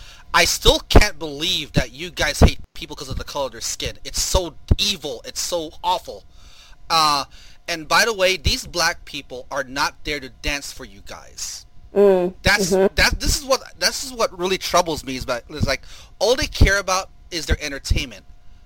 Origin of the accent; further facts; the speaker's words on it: Philippines; You know, I'm Filipino, so.